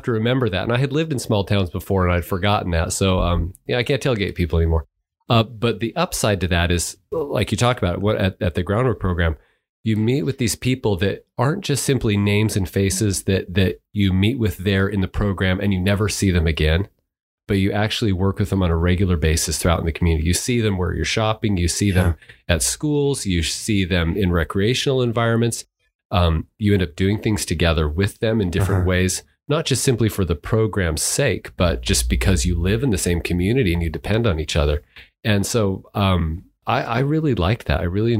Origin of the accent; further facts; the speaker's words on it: Albuquerque, New Mexico, United States; Okay, so I grew up in Albuquerque, New Mexico.